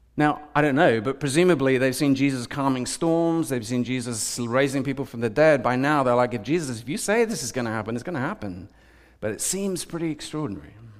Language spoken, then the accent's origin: English; United Kingdom; I'm more British